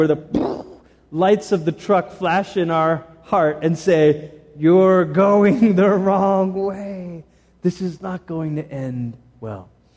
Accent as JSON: {"language": "English", "country": "Malaysia", "tie": "born or raised there", "moved": "yes", "lives_now": "United States", "said": "I grew up in Malaysia"}